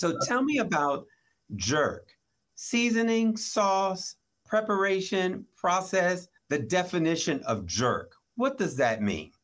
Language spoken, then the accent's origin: English; Maryland, United States; I grew up in Maryland